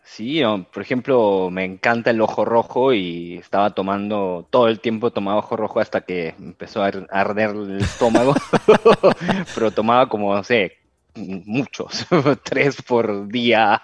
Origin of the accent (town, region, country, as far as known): Rome, Lazio, Italy; born or raised there; moved away as an adult; also born or lived in Buenos Aires, Argentina / Cancún, Mexico